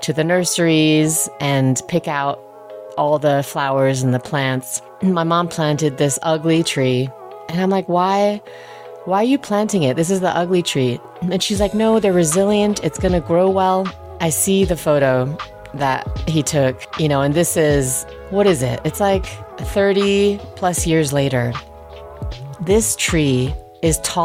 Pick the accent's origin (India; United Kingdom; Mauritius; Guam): United Kingdom; Peacehaven, South East England; accent: British; also born or lived in Germany / New Mexico / New York; now in Aspen, United States; I grew up in Peacehaven, just outside of Brighton